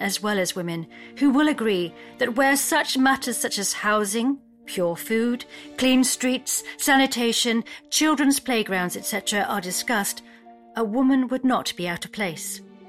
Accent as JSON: {"language": "English", "town": "Stroud", "region": "South West England", "country": "United Kingdom", "said": "I'm from Stroud"}